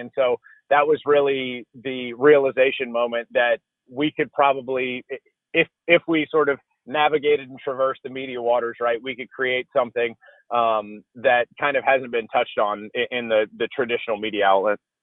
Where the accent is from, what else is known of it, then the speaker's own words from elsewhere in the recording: Baton Rouge, Louisiana, United States; moved away as an adult; also born or lived in Georgia; I'm originally from Baton Rouge, Louisiana, went to University of Georgia